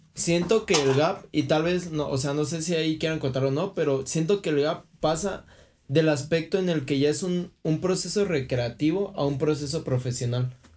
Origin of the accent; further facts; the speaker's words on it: Michoacán, Mexico; soy de Michoacán